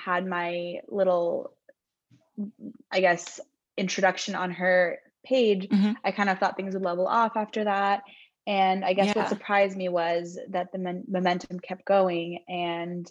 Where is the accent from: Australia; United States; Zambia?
United States; Southern California; now in San Francisco, United States; I am from Southern California, but I now live in San Francisco